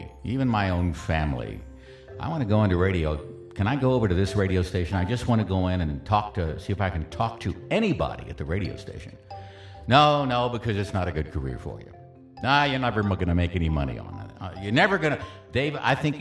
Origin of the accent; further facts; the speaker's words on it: San Antonio, Texas, United States; it was just my hometown